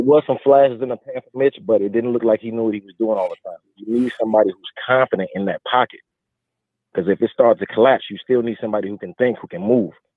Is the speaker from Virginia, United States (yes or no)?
no; Chicago, Illinois, United States; moved away as an adult; now in North Carolina, United States; I was born and raised in Chicago. I left to North Carolina due to the military